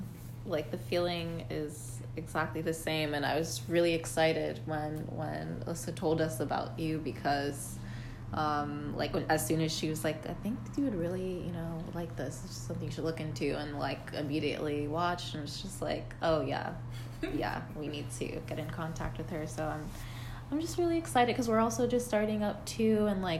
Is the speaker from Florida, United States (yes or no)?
yes; Florida, United States; now in New York, United States; I'm from Florida